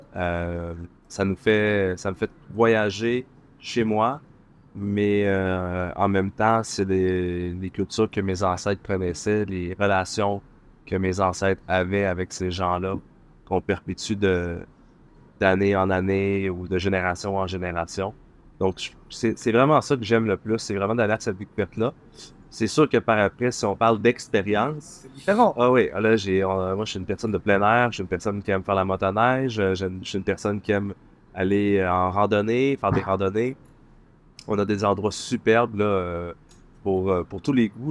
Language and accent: French; Quebec City, Quebec, Canada; À Québec, ma ville natale, Wendake